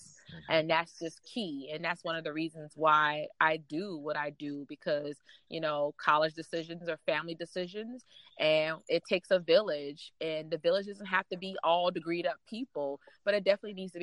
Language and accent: English; North Charleston, South Carolina, United States; I grew up in North Charleston, South Carolina